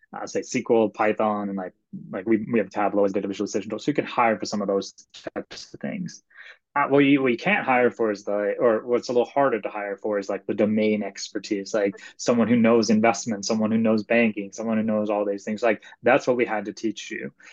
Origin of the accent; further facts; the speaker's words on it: Sweden; moved away; I am originally from Sweden, and so in Sweden you pick a high school major, and mm. my high school major was actually math and computer science